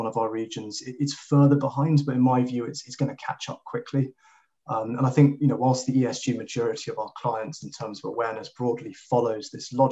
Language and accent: English; Kenya; I grew up in Kenya, in East Africa